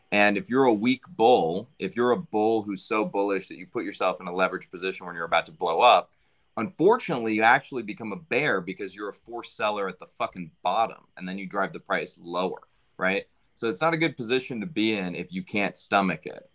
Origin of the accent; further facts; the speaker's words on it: United States; as an American